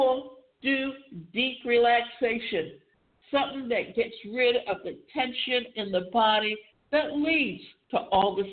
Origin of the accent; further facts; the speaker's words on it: Savannah, Georgia, United States; I grew up in Savannah